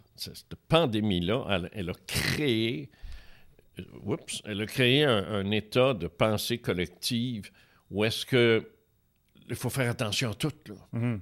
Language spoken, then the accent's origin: French; Quebec City, Quebec, Canada; moved away as an adult; also born or lived in Trois-Rivières; je viens de Québec. Alors, euh, en 82, j'ai déménagé ici